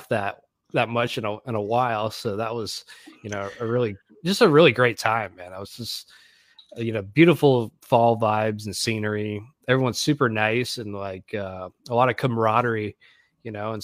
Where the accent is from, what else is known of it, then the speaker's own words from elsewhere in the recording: Greenville, South Carolina, United States; moved away as an adult; also born or lived in Florida; now in Nashville, United States; I'm originally from Greenville, South Carolina, but I moved down to Florida, God, probably 10 years ago. And then I just moved to Nashville a year ago